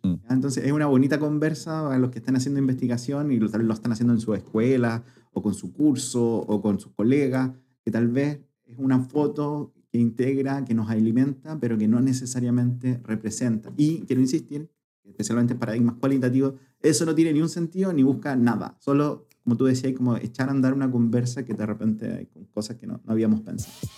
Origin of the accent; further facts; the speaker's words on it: Curicó, Maule, Chile; moved away; yo, nací en Curicó